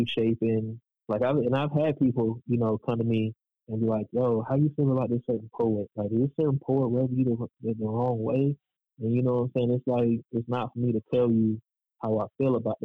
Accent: Raleigh, North Carolina, United States; I was born and raised in Raleigh

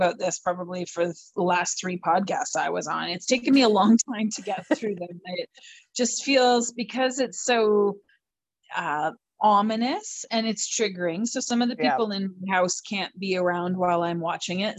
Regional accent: Canada

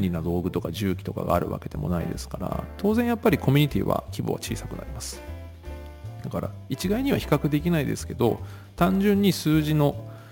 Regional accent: western suburbs of Tokyo, Japan; 僕は東京の郊外の西に、うん、西の方が実家なんですけど

